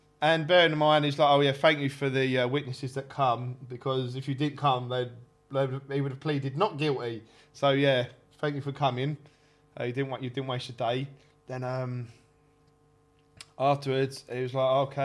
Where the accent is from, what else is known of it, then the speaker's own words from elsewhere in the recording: Kent, South East England, United Kingdom; I'm from Kent.